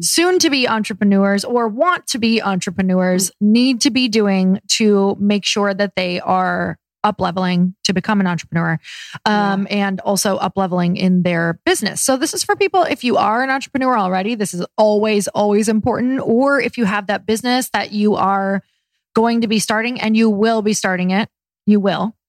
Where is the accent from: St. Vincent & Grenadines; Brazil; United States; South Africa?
United States; Michigan; I'm from Michigan